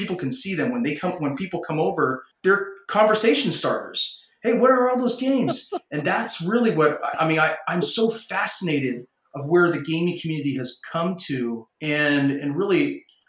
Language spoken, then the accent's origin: English; Hanford, California, United States; moved away as an adult; now in Idaho, United States; Ron and I grew up in the Central Valley of California, so just south of Fresno, about an hour south of Fresno in a town called Hanford